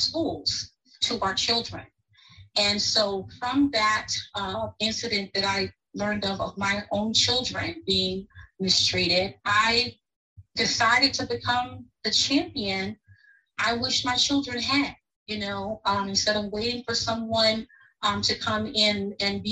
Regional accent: Virginia Beach, Virginia, United States; also born or lived in Williamsburg, Virginia; I very shortly thereafter relocated back to my hometown of the city of Virginia Beach

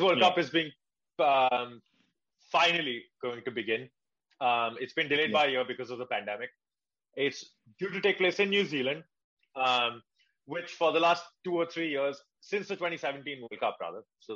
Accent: India; moved away; we're basically Indian

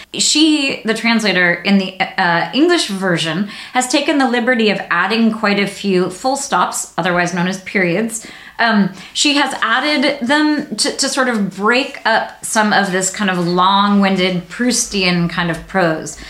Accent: United States; as an American reader

